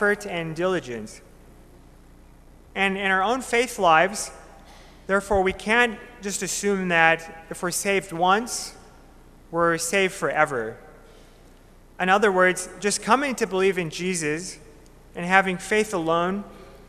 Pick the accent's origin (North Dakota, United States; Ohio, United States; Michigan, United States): North Dakota, United States; Minot; moved away as an adult; now in Bismarck, United States; I'm from Minot, North Dakota